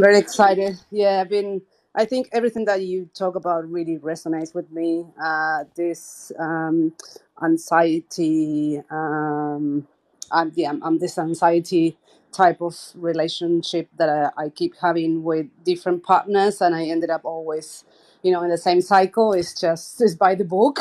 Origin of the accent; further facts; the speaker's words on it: Argentina; now in Australia; so I live in Australia now. I'm originally from Argentina.